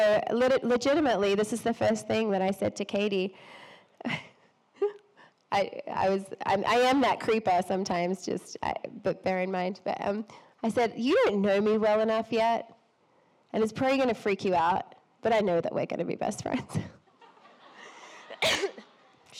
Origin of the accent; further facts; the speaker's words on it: Australia; I'm Australian